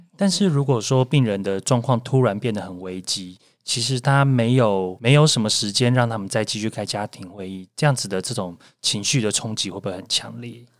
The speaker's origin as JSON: {"language": "Chinese", "country": "Taiwan"}